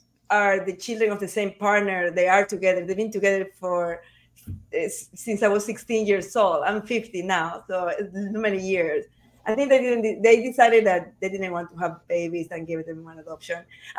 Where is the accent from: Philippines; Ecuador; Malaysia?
Ecuador; Salinas, Santa Elena; moved away; also born or lived in Guayaquil, Ecuador / Spain; I was born in Ecuador, in Guayaquil, Ecuador, in the coast. I grew up in front of a beach, beautiful beach town, and a beautiful beach town called Salinas, Ecuador.